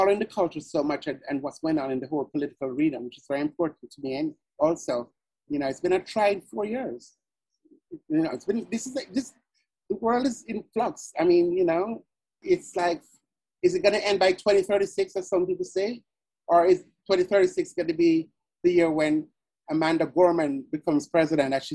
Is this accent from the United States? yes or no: no; Jamaica; moved away; back in Jamaica, being on the quiz team was like being on American Idol, because it was a quiz competition amongst all the high